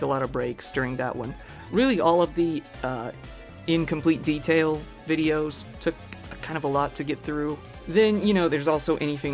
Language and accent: English; Missouri, United States; moved away; I'm from Missouri in the United States, originally